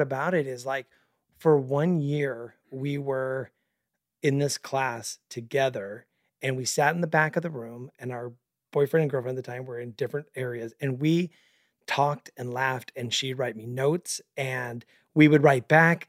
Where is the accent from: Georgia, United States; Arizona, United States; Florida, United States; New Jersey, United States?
Arizona, United States; Mesa; we both born and raised in Northeast Mesa